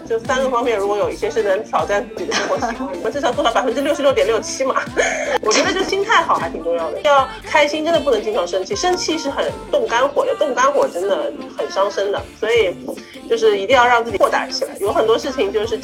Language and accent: Chinese; China; 我们中国人